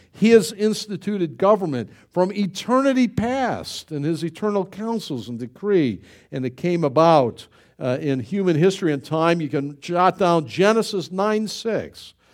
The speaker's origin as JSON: {"language": "English", "country": "United States", "said": "I'm an American"}